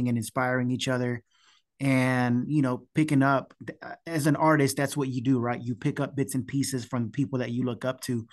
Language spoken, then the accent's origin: English; Houston, Texas, United States; we're from Houston